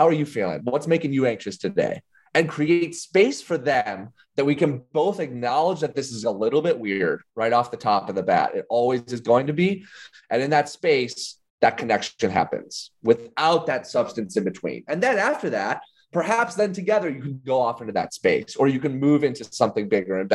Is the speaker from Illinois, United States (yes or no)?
yes; Illinois, United States; I grew up in Illinois